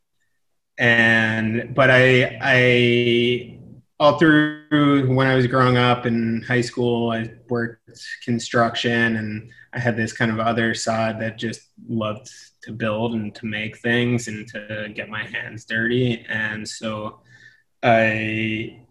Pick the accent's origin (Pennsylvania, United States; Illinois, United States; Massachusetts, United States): Pennsylvania, United States; outside of Philadelphia; moved away as an adult; also born or lived in Middlebury, Vermont / West Africa; now in New York, United States; I grew up outside of Philadelphia in the suburbs